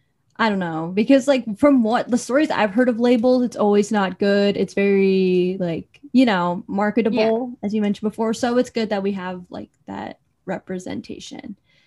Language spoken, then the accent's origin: English; Philippines; Because maybe because we're both Filipino, we're both talking about this